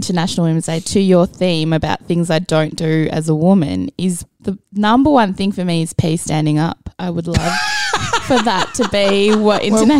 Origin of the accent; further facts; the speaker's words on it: Melbourne, Victoria, Australia; I grew up in Essendon, so I kind of inherited Essendon, but very kind of on the periphery. Cricket was our thing. We're Indians.